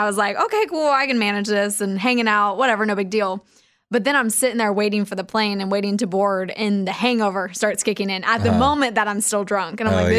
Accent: Kansas, United States; Yeah, I was back in Kansas at Kansas City, so not my hometown.

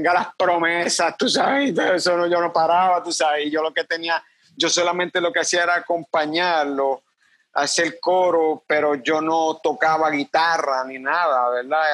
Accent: Cabo Rojo, Puerto Rico; also born or lived in Mayagüez, Puerto Rico; Nací en Mayagüez, Puerto Rico, pero me crié toda mi vida en Cabo Rojo

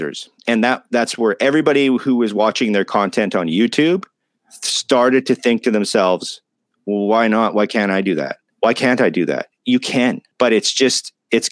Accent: Canada; I'm Canadian.

